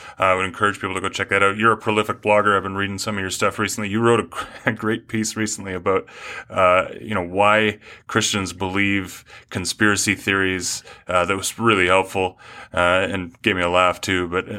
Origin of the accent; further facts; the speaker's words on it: Canada; now in United States; I am from Canada. How did you know that?